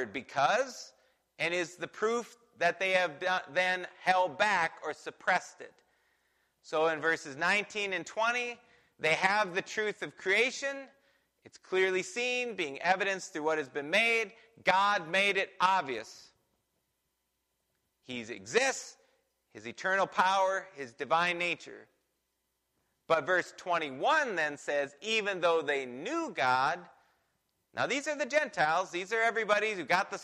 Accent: United States; I'm from America

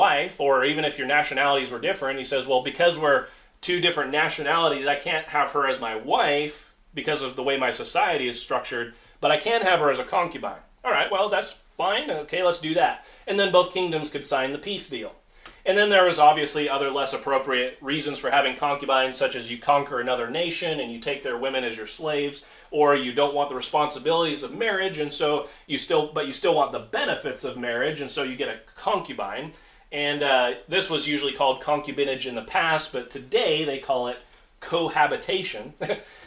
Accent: United States; As Americans, we live in a very, very exceptional society

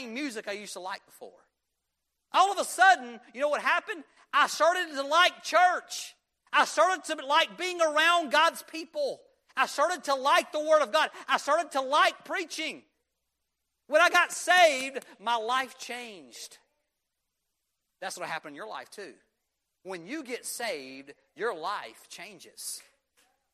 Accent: Union, United States; we were growing up in Union, we were small town boy

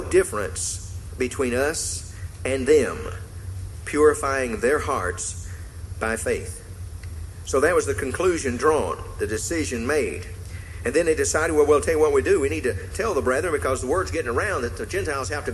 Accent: the South, United States; when I grew up in the South

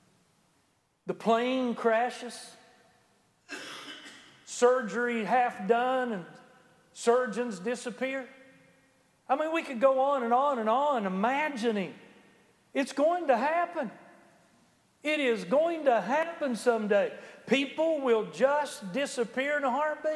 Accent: United States; being an American

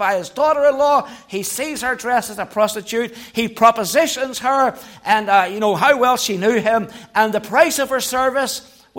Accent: Belfast, Northern Ireland, United Kingdom; I grew up in Belfast

